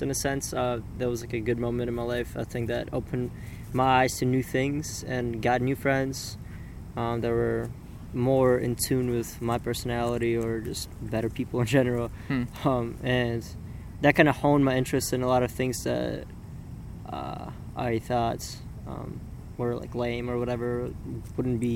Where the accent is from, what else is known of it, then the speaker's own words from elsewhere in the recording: Uzbekistan; moved away as an adult; also born or lived in St. Petersburg, Russia; now in Minnesota, United States; I was born in St. Petersburg, Russia, and then I moved with my mom to Uzbekistan, to a small village, actually.